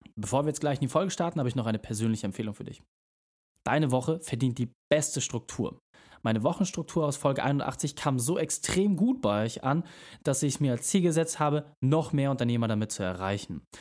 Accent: Hamburg, Germany; bei uns in Hamburg

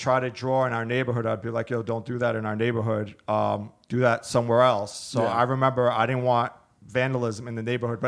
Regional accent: Brooklyn, New York, United States; also born or lived in Georgia; Actually, I was born in Georgia, which was part of the USSR, but I came over to America when I was six. So I came to, I came to Brooklyn, to Brighton Beach, which is like Southern Brooklyn.

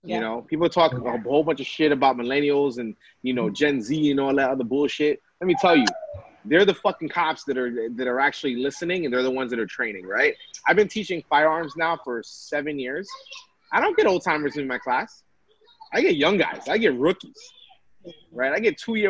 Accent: New York City, New York, United States; also born or lived in Vermont; I grew up in Brooklyn, New York.

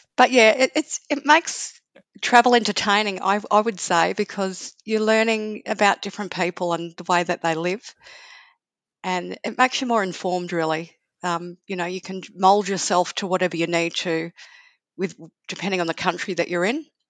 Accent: Sydney, New South Wales, Australia; now in Melbourne, Australia; I'm originally from Sydney and then came to Melbourne.

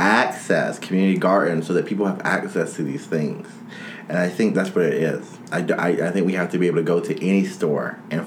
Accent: United States; I'm an American

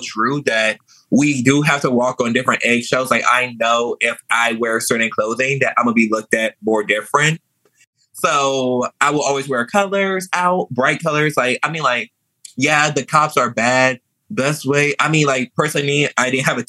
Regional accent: Louisiana, United States; also born or lived in New Orleans / Metairie / Kenner; I was raised in Louisiana.

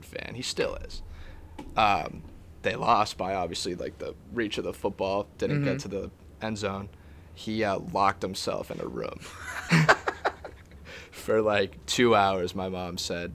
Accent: North Attleboro, Massachusetts, United States; I'm from North Attleboro, which is like border of Rhode Island

